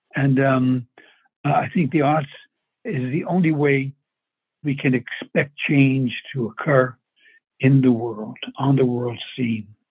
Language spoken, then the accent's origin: English; New York City, New York, United States; I was brought up in New York